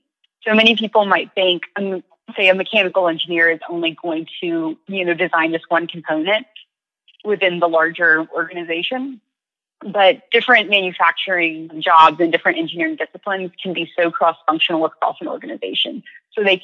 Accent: Virginia, United States; moved away as an adult; also born or lived in North Carolina; my hometown in Virginia.

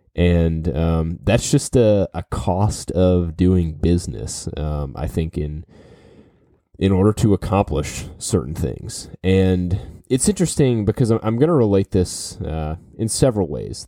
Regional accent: New Orleans, Louisiana, United States; I grew up in New Orleans.

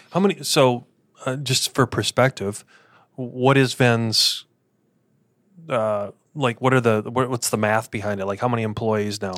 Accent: Midwest, United States; now in Arizona, United States; how we were raised in the Midwest

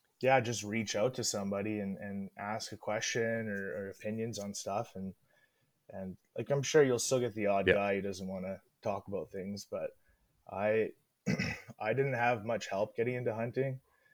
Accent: British Columbia, Canada; I'm from Northwest BC.

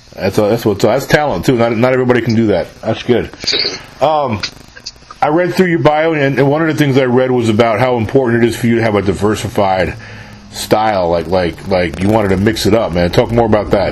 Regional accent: New York, United States; moved away as an adult; also born or lived in San Antonio, Texas / New Braunfels, Texas; I'm born and raised in New York originally

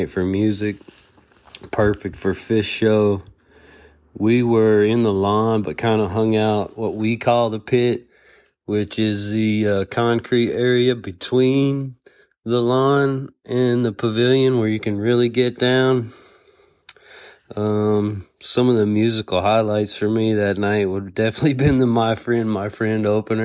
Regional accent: Lexington, Kentucky, United States; I'm from Lexington, Kentucky area

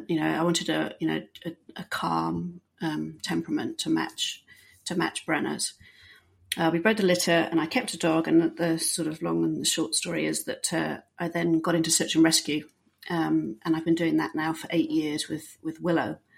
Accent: Bahrain; also born or lived in England; I am British, uh, born and um, not raised in Britain. I actually uh, grew up in Bahrain.

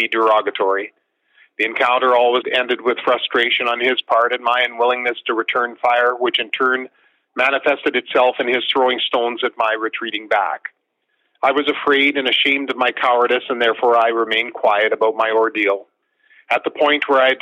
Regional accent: Marsden, Saskatchewan, Canada; I was born and lived in Saskatchewan my whole life

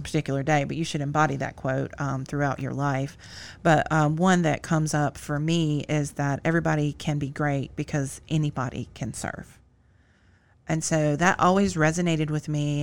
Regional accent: Greensboro, North Carolina, United States; my hometown of Greensboro, North Carolina

